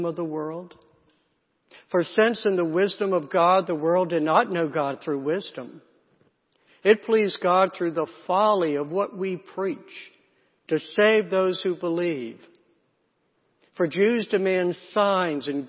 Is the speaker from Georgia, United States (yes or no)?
no; South Carolina, United States; I grew up in the South, in South Carolina, in a small town.